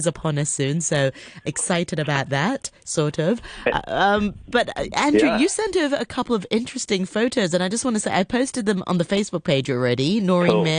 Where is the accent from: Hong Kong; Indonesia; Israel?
Hong Kong; I was growing up in Hong Kong, we just had Chinese food